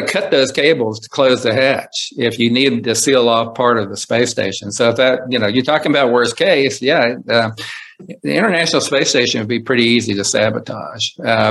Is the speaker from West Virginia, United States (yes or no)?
yes; Coalwood, West Virginia, United States; moved away; also born or lived in Huntsville, Alabama; growing up in Colwood, West Virginia and building rockets because I'd seen Sputnik fly over.